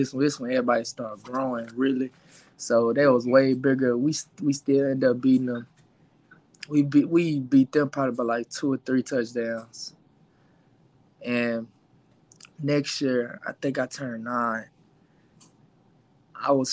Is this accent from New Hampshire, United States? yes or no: no; Dallas, Texas, United States; also born or lived in Duncanville, Texas; I grew up in the Oak Cliff area